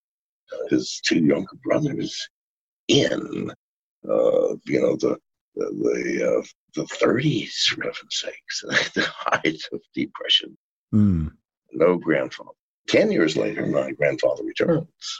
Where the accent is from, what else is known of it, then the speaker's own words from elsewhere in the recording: Appalachia, United States; also born or lived in England; came over to America when I was two to the poorest region of America called the Appalachians